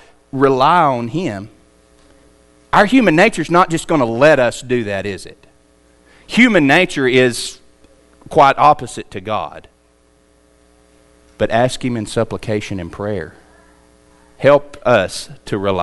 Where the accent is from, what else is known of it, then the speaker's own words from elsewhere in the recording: United States; we're an American